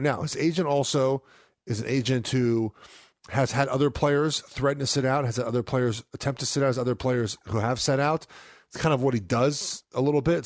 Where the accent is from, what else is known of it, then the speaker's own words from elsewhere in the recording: West Coast, United States; growing up on the West Coast